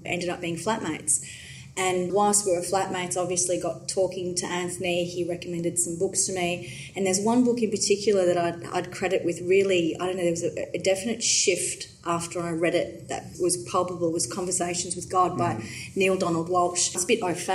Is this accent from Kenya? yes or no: no; Johannesburg, Gauteng, South Africa; now in Melbourne, Australia; even though I grew up on the other side of the world. I was born in Johannesburg